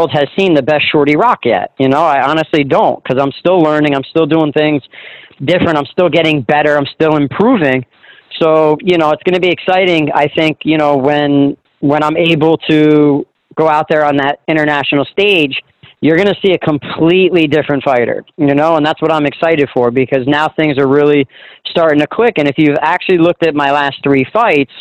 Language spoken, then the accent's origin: English; New Jersey, United States; it's my hometown, my home area, and I'm still very popular there because I never really left for too long